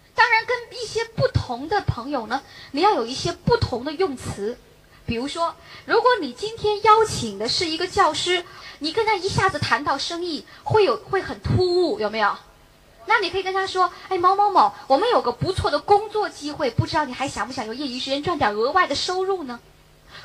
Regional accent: Beijing, China; 我也是北京人

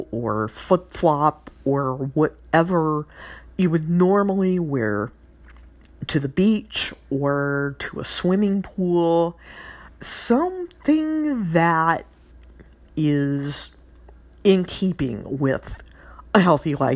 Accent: Louisiana, United States; my home state gal, the new Miss Louisiana

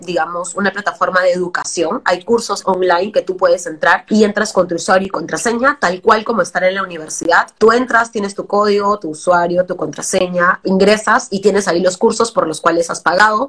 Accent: Trujillo, La Libertad, Peru; now in Lima, Peru; Yo vengo de provincia, como te digo, soy de Trujillo, y crecer en algo donde, en una ciudad que no es Lima, es bien complicado

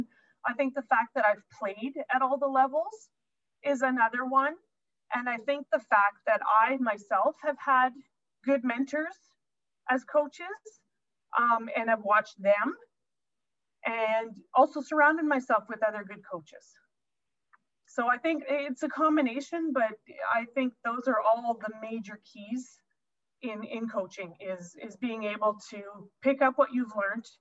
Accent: St. Pierre-Jolys, Manitoba, Canada; I grew up playing ringette in St. Pierre

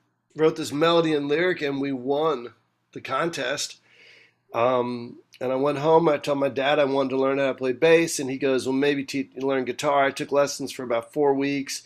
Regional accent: United States; also born or lived in Brooklyn, New York; I was born in Brooklyn. I grew up about 35 minutes outside of New York City, 40 minutes outside of New York City.

